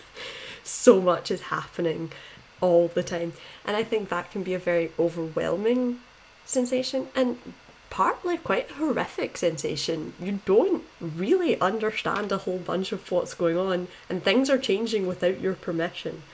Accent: Scotland, United Kingdom; I'm from Scotland, obviously

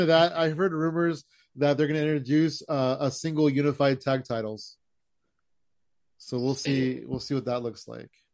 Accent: California, United States; we're from California

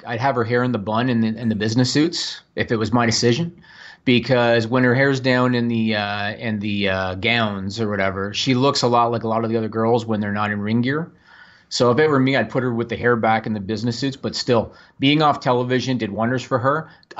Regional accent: Canada; I am Canadian.

